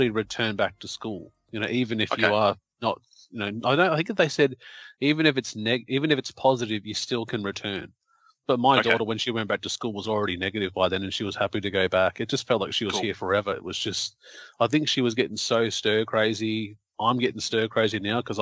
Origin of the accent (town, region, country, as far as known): Australia